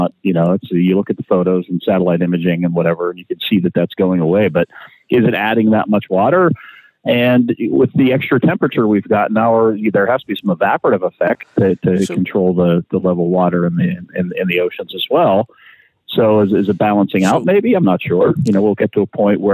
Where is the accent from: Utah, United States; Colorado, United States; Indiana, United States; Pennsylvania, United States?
Pennsylvania, United States; Pittsburgh; here in Pittsburgh when I was a kid